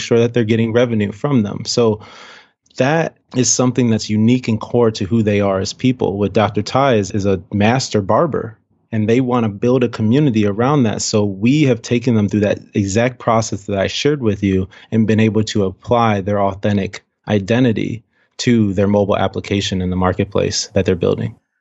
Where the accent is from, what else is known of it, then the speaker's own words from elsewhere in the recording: Cleveland, Ohio, United States; now in Seattle, United States; We grew up on the west side of Cleveland, um, West sixty-ninth and Detroit